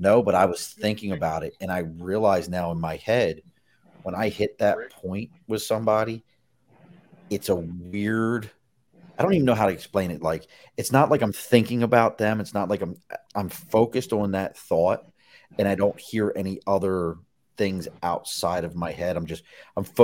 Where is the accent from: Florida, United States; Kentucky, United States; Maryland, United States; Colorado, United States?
Maryland, United States; Dundalk; I grew up in Dundalk